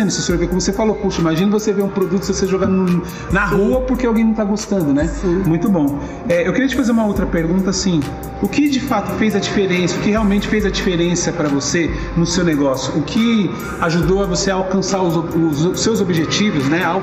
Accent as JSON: {"language": "Portuguese", "region": "São Paulo", "country": "Brazil", "said": "paulistano, no caso eu sou aqui de São Paulo mesmo, né?"}